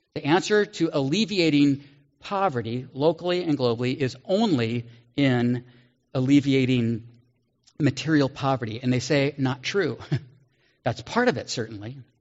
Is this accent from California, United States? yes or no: yes; Walnut Creek, California, United States; this Walnut Creek, California, where I grew up